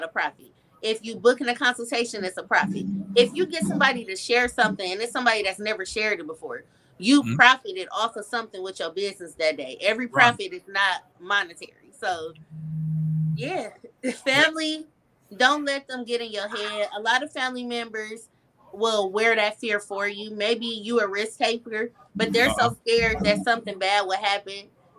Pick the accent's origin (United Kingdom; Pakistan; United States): United States; Flint, Michigan; now in Illinois, United States; I always tell people I'm Illinois, but I was born and raised in Flint, Michigan